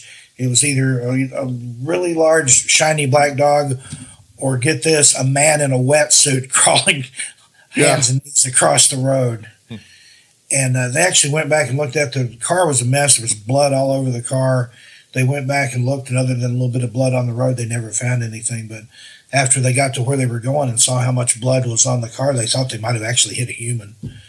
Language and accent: English; Great Smoky Mountains, United States; And yeah, you know, I'm from the Smokies. I've seen a lot of black bear and stuff